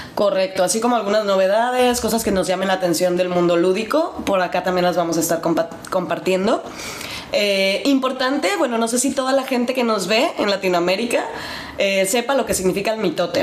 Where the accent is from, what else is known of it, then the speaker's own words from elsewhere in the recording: Mexico; now in Germany; nosotros como buenos mexicanos